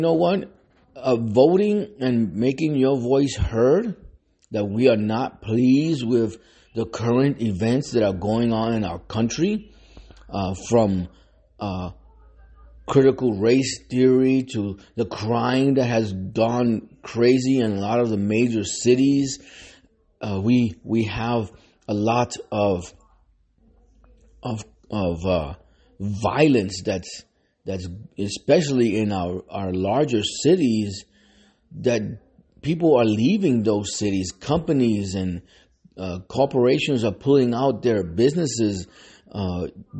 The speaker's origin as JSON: {"language": "English", "country": "United States"}